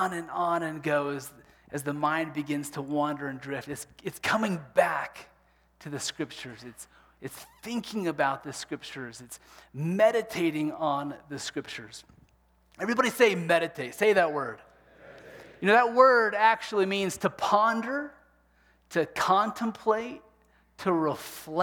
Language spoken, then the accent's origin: English; Kansas, United States; growing up in Kansas